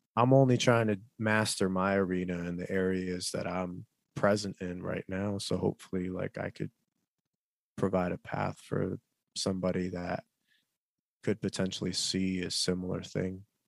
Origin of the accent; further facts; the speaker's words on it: United States; as an American, Korean American person